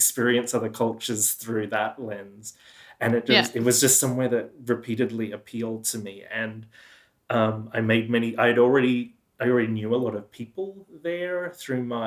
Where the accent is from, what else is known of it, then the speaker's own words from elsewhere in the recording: Geelong, Victoria, Australia; also born or lived in New York City, United States; now in Melbourne, Australia; Yeah, so I grew up in the town of Geelong, which you know very well. Yeah, so I grew up in Geelong